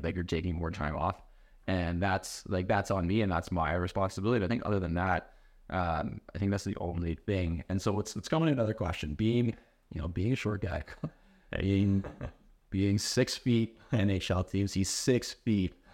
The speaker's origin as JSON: {"language": "English", "country": "Canada", "said": "we're Canadian"}